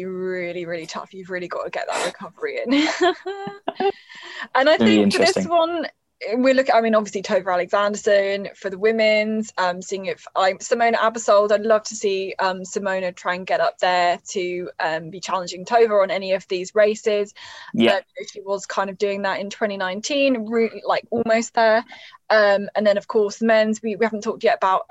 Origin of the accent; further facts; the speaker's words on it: United Kingdom; us Brits